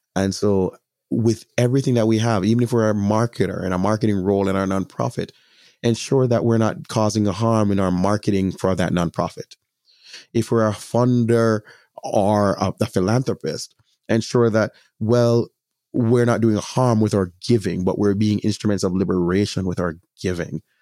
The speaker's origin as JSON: {"language": "English", "country": "Jamaica", "said": "As a Jamaican, I have a greater responsibility specifically to my Jamaican community"}